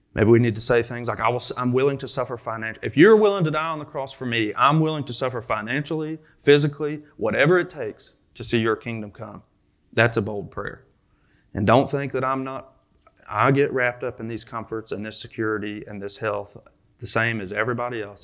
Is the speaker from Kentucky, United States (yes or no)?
yes; Kentucky, United States; I'm from Kentucky, so I say ramble